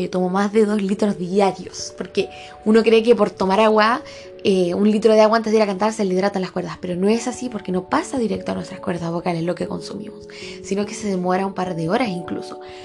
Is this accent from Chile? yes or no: yes; Chile; yo soy de Chile